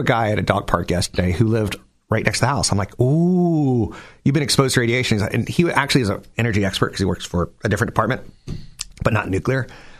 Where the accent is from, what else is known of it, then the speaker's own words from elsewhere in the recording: East Coast, United States; now in California, United States; You and I grew up on the East Coast